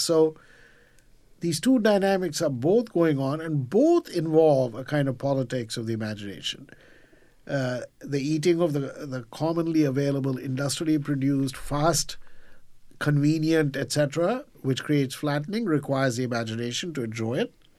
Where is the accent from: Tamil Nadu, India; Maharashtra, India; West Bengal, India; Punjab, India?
Maharashtra, India; Mumbai; now in New York, United States; when I was growing up in Mumbai